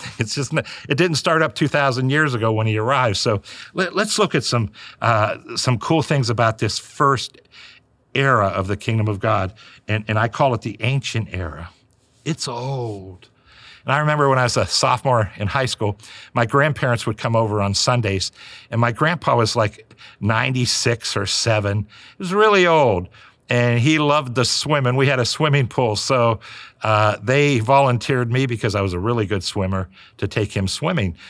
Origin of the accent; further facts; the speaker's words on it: United States; for all of us Americans